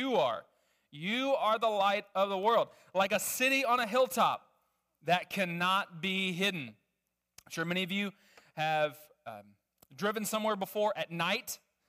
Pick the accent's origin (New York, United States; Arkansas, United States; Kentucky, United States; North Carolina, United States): Arkansas, United States; Little Rock; I grew up in Little Rock, Arkansas